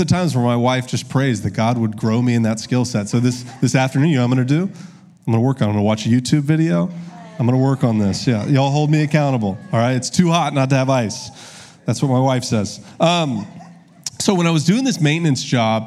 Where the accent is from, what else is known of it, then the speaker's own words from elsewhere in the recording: Augusta, Georgia, United States; also born or lived in Columbus, Ohio; now in Little Rock, United States; I'm from Augusta, Georgia.